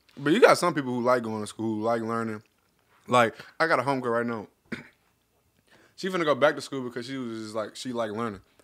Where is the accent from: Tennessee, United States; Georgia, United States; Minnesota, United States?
Tennessee, United States; Memphis; moved away as an adult; growing up in Memphis